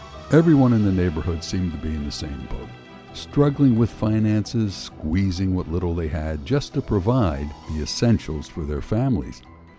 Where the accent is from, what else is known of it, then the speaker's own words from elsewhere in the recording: Philadelphia, Pennsylvania, United States; As a kid, growing up in North Philly in the early 50s